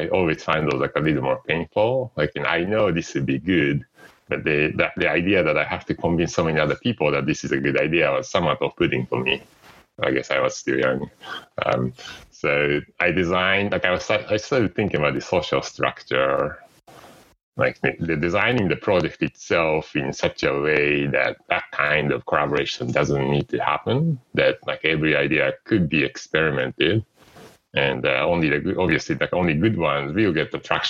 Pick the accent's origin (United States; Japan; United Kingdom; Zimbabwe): Japan; English is a second language; So, I came from Japan, and I was used to seeing people working really late hours.